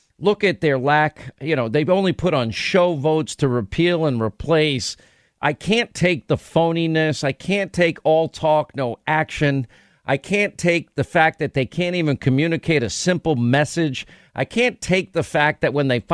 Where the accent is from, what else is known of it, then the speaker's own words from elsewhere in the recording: New York, United States; I grew up in New York